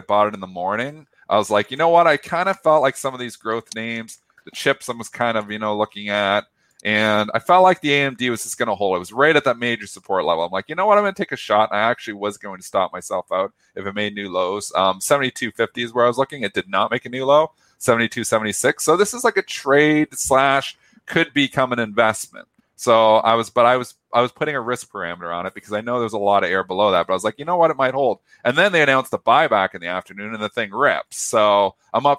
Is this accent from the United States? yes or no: no; Canada; I'm Canadian